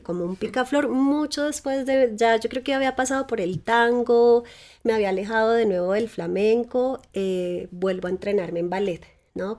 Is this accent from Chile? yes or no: no; Tabio, Cundinamarca, Colombia; Yo crecí en Tabio, que es un pueblo muy cerca de Bogotá.